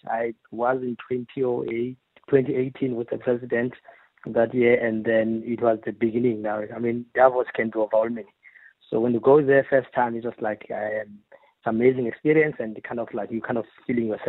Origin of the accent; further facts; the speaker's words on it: South Africa; as South African